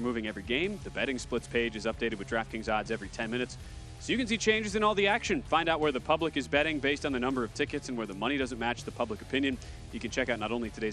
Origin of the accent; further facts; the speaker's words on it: Wisconsin, United States; I'm from Wisconsin